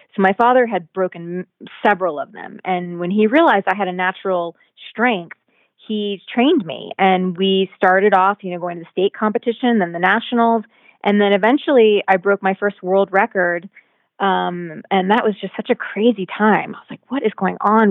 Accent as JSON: {"language": "English", "town": "Virginia Beach", "region": "Virginia", "country": "United States", "tie": "born or raised there", "said": "I was born there and raised there, and my family's still there to this day"}